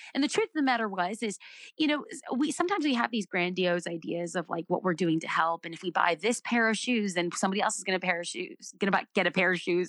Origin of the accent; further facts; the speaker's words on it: United States; I'm an American